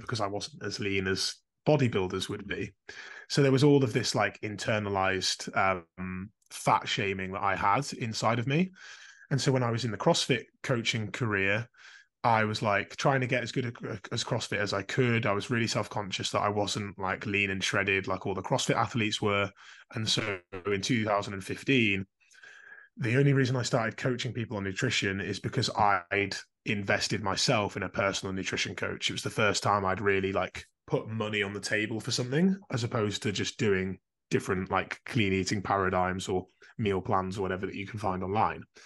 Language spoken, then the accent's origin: English; Carlisle, North West England, United Kingdom; now in Calderdale, United Kingdom; I grew up in Carlisle